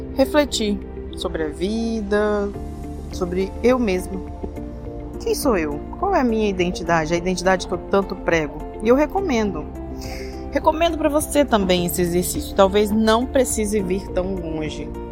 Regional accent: Espírito Santo, Brazil; eu sou do Espírito Santo

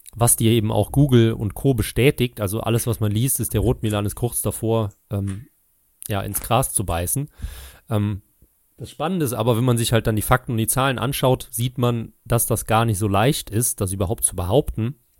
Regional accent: near Trier, Rhineland-Palatinate, Germany; Und ich weiß noch als Kind, bei uns in Rheinland-Pfalz, Nähe Trier

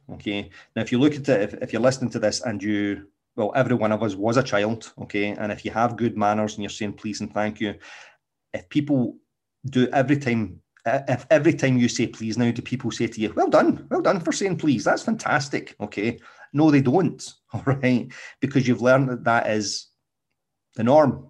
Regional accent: Scotland, United Kingdom; accent: Scottish; my exquisite Scottish accent

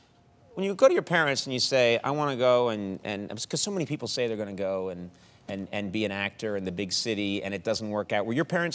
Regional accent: Brookline, Massachusetts, United States; I come from Brookline, Massachusetts.

